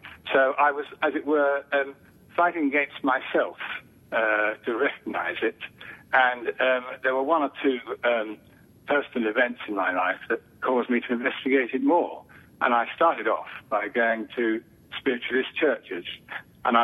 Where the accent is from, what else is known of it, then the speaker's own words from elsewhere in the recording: United Kingdom; accent: British; moved away as an adult; now in United States; I moved to this country quite recently, so I haven't yet lost my British accent, I don't think. And in Britain